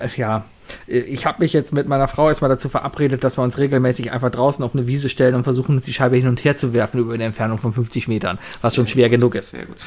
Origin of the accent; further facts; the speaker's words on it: Cologne, North Rhine-Westphalia, Germany; als Kölner, als Rheinländer